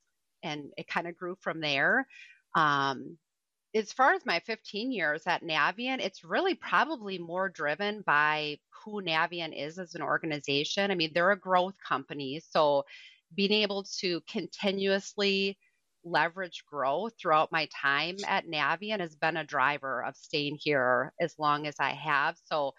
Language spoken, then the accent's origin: English; Madison, Wisconsin, United States; now in Michigan, United States; I'm about 40 miles from northern Michigan, but I'm from Madison originally, so from southern Wisconsin, and I think I'm one of those people that like picks up accents wherever I go.